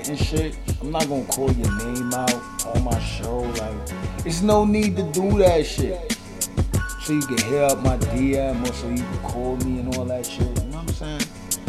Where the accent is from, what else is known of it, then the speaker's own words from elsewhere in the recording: New York City, New York, United States; I am from Brooklyn